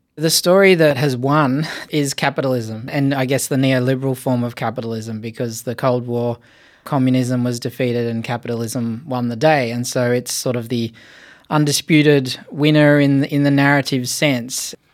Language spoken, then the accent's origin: English; Blue Mountains, New South Wales, Australia; I was born in the Blue Mountains and I grew up right on the edge of what would become the national park there